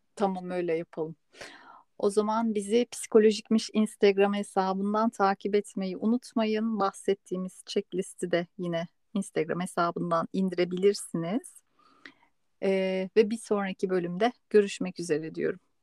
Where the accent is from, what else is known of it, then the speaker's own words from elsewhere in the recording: Istanbul, Turkey; moved away as an adult; now in Spain; ben de doğma büyüme İstanbul'da olduğum için İspanya'ya göç edene kadar